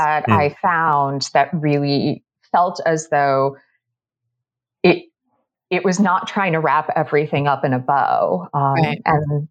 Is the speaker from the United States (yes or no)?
yes; just outside of Boston, Massachusetts, United States; I grew up just outside of Boston